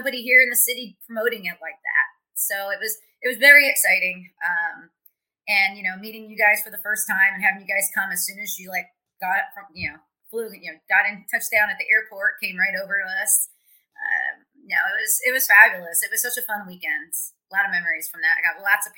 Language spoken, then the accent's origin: English; Pottstown, Pennsylvania, United States; moved away as an adult; now in Indianapolis, United States; my hometown, Pottstown